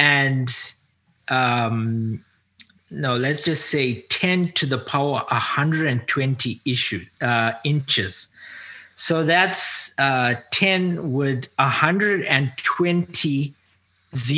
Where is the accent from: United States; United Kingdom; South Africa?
South Africa; now in North America; I was born into an Indian community. Ethnically, culturally Indian, but I grew up as an African. I now live in North America.